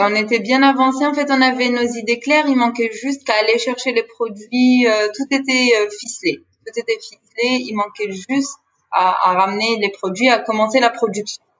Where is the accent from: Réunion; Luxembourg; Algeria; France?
Algeria; Béjaïa Province; nous, on est de Béjaïa